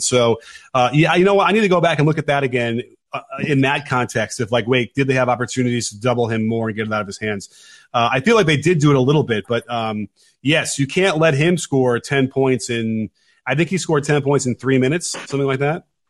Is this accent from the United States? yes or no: yes; Chicago, Illinois, United States; I come from Chicago